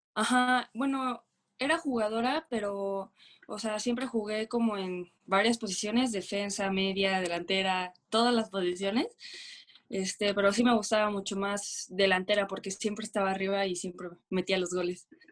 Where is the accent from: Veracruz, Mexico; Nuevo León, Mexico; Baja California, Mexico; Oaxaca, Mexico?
Veracruz, Mexico; soy de Veracruz, Veracruz, del puerto